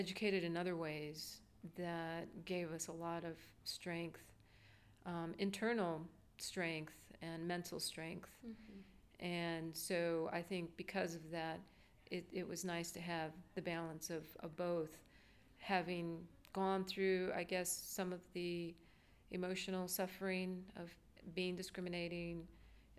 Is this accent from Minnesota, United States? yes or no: no; Whitewater, Wisconsin, United States; moved away as an adult; also born or lived in Eagle Pass, Texas; now in Austin, United States; I was born in 1966 in Eagle Pass, Texas, but grew up in Whitewater, Wisconsin, through most of my childhood